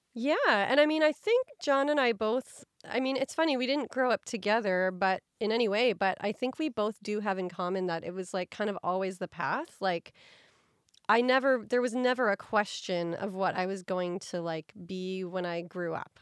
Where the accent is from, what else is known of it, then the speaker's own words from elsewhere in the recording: Midwest, United States; I grew up in the Midwest